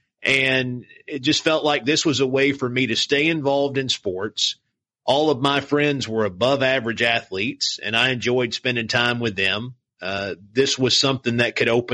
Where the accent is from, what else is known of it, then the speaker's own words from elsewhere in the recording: Morristown, Tennessee, United States; accent: East Tennessee twang; moved away as an adult; my hometown of Morristown